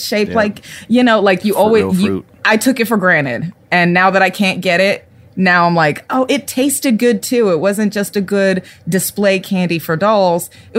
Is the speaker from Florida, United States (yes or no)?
no; Texas, United States; growing up in South Texas, there weren't a lot of black people.